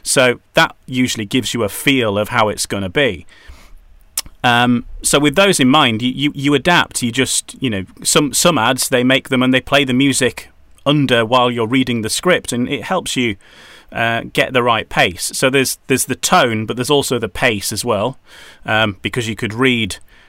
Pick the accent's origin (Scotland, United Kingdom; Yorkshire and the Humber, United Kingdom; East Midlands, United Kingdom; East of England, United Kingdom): Yorkshire and the Humber, United Kingdom; also born or lived in Wales; now in North East England; probably that's because I'm originally from Yorkshire. My accent has kind of got a bit confused.